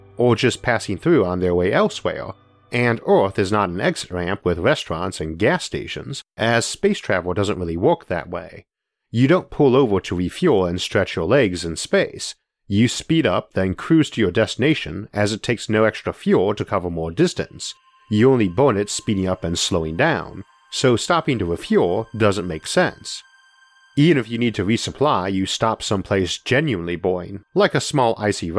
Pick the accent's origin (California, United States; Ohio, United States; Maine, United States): Ohio, United States; Geneva; wines we make up in my hometown of Geneva